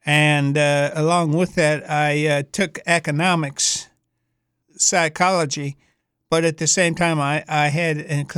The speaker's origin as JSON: {"language": "English", "town": "Detroit", "region": "Michigan", "country": "United States", "tie": "born or raised there", "also_born_or_lived": "Canton, Ohio", "said": "And I was raised there until I was 14 years old, and then when I was 14, I was up in Detroit, Michigan."}